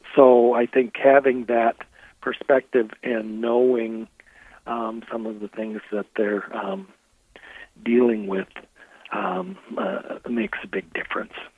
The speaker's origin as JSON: {"language": "English", "town": "Rochester", "region": "Minnesota", "country": "United States", "tie": "born or raised there", "also_born_or_lived": "Collegeville, Minnesota / Madison, Wisconsin", "said": "I am born and raised in Rochester, Minnesota"}